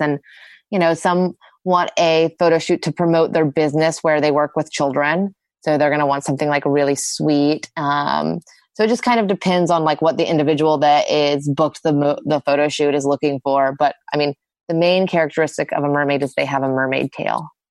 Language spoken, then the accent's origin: English; Austin, Texas, United States; I grew up in Austin